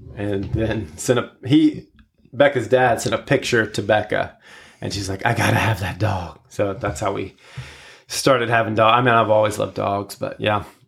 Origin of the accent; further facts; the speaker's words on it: Florida, United States; Been here my whole life, other than college and graduate school